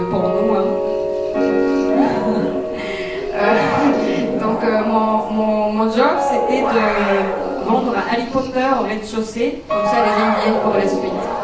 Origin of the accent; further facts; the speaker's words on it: Tokyo, Japan; French is a second language; also born or lived in Aichi / New York; euh, je viens de Japon, je suis née à Aichi, mais je suis allée à, euh, grandir à Tokyo très vite, après six mois.